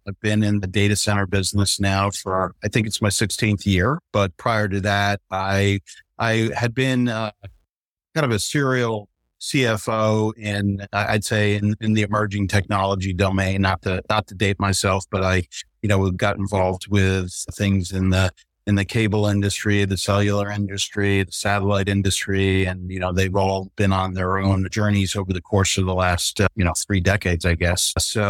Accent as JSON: {"language": "English", "town": "Charlotte", "region": "North Carolina", "country": "United States", "said": "from Charlotte, North Carolina."}